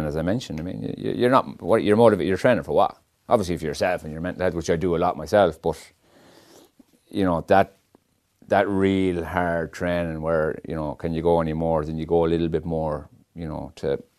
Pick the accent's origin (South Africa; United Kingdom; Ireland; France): Ireland; Mayo, Connacht; moved away as an adult; now in Dublin, Ireland; Obviously, I'm from Mayo, I always will be